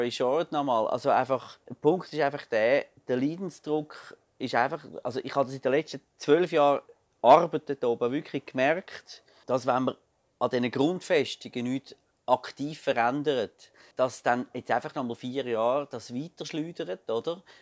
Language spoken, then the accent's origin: German; Glarus, Switzerland; Ich bin ja ursprünglich Glarner